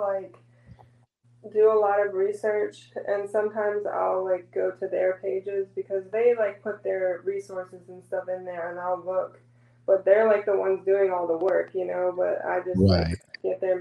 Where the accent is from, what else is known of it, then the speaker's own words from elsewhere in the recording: Richmond, Virginia, United States; now in Florida, United States; where we grew up in Richmond, Virginia